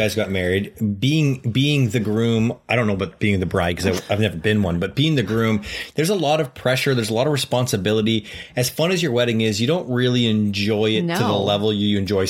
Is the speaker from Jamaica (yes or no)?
no; Canada; I'm from Canada